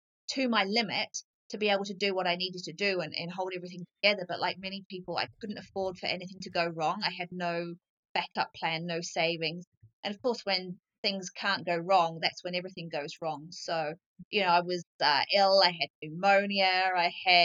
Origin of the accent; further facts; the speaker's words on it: England, United Kingdom; also born or lived in Coromandel, New Zealand; now in New Zealand; I grew up in England